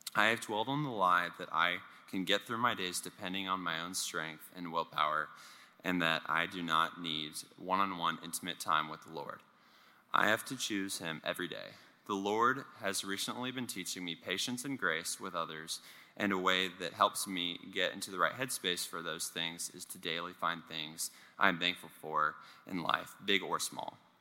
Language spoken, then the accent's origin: English; Richardson, Texas, United States; also born or lived in Lake Highlands, Dallas, Texas; the year that we moved from Lake Highlands to Richardson, and I had to move to public school.